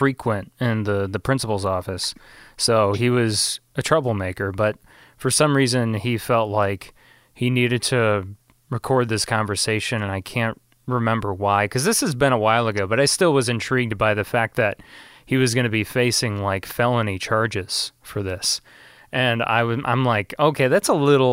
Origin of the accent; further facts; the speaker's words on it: Illinois, United States; my hometown